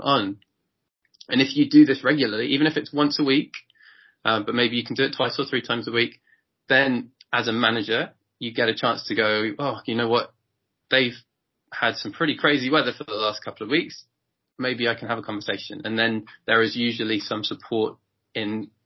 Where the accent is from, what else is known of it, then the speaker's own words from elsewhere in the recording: England, United Kingdom; as a British person, as an English person